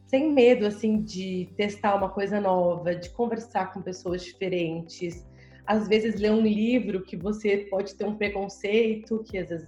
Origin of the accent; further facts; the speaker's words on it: São Paulo, Brazil; eu sou de São Paulo, então aqui também assim é uma correria muito grande